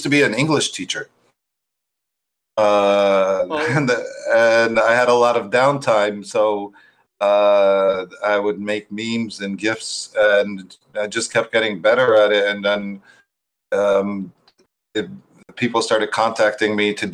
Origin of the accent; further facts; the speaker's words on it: United States; moved away as an adult; also born or lived in Turkey; I'm from America, but I was teaching abroad in different countries